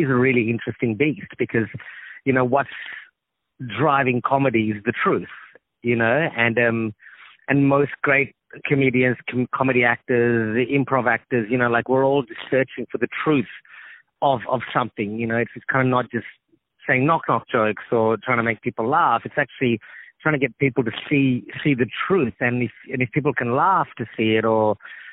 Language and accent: English; Australia; accent: Australian; also born or lived in Sri Lanka; I grew up in Australia. We left Sri Lanka when it was a civil war.